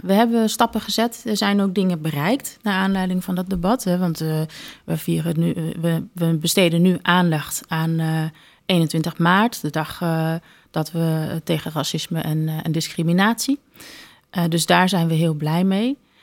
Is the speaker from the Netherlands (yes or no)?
yes; Groningen, Netherlands; also born or lived in Belgium / Wageningen; ik ben in België geboren, uit een Congolese vader en een Nederlandse moeder. Eh, maar eigenlijk al eh, sinds dat ik één jaar ben, ben ik eh, nou ja, in en rond de stad Groningen opgegroeid.